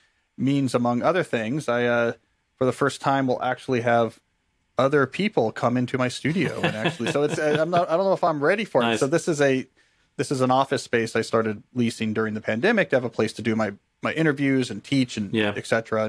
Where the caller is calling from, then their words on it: Washington, District of Columbia, United States; I'm joining you from Washington, D.C. here in the States